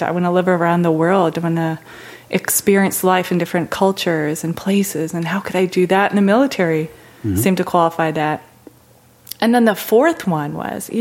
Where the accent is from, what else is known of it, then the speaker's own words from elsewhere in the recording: Chicago, Illinois, United States; I'm originally from a suburb of Chicago